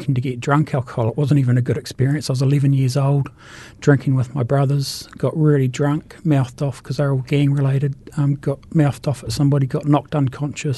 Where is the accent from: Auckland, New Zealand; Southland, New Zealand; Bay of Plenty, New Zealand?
Southland, New Zealand; Invercargill; moved away as an adult; also born or lived in Taumarunui; now in Christchurch, New Zealand; I was born in Taramanui, but I was brought up in Invercargill and then moved here as an adult